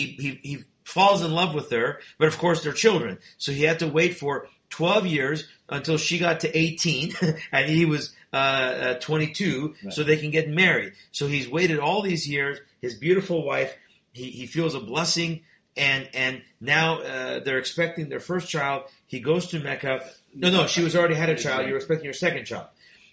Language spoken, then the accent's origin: English; Iran; born there; first language Persian; English is a second language; I was born in Iran. {S2} Right. {S1} So our birth language is Farsi, not Arabic. We are not Arabs.